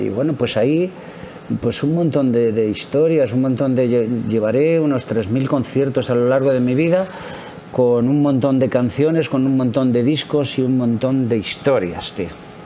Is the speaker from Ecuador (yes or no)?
no; Madrid, Community of Madrid, Spain; Yo soy de Madrid, concretamente de Chamberí